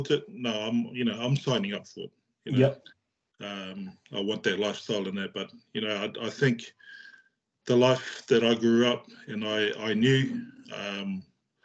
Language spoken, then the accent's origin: English; Hamilton, Waikato, New Zealand; also born or lived in Auckland / Onehunga / Tonga; most of my life, I grew up in Hamilton.